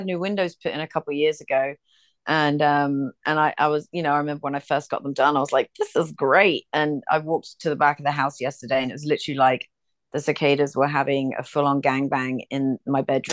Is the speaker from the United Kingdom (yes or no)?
yes; England, United Kingdom; also born or lived in Ireland (ancestry); now in United States; I'm from England